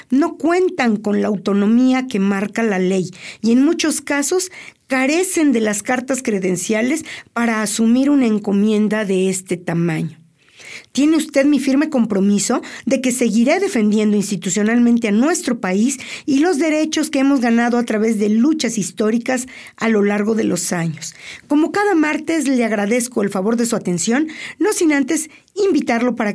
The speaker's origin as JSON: {"language": "Spanish", "country": "Mexico"}